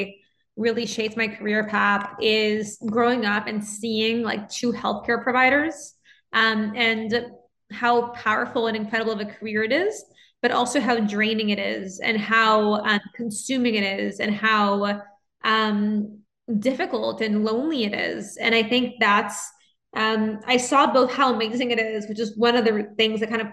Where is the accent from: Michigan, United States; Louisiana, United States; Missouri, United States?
Louisiana, United States; New Orleans; moved away as an adult; also born or lived in Nashville, United States / New York, United States; now in Los Angeles, United States; I grew up in New Orleans and I'm a first generation American.